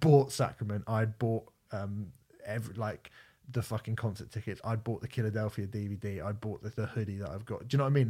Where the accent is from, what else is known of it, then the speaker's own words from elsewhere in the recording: Portsmouth, South East England, United Kingdom; I'm from Portsmouth. I'm a Portsmouth supporter